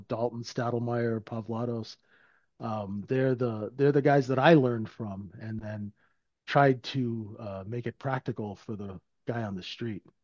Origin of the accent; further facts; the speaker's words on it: Vancouver, British Columbia, Canada; living in, growing up in Vancouver.